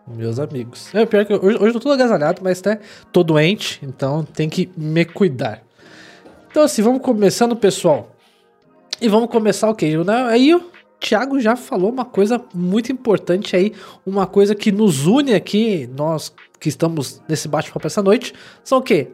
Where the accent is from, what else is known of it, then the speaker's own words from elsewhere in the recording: São Paulo, Brazil; eu sou paulista